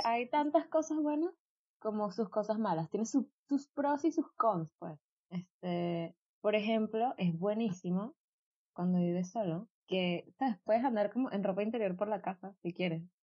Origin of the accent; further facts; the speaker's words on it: Venezuela; moved away; nosotras somos venezolanas